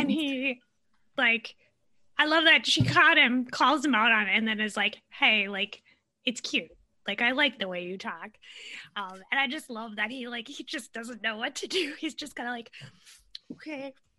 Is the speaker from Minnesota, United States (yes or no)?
yes; Minnesota, United States; accent: Midwestern; I have I have a Midwestern accent. I'm from Minnesota.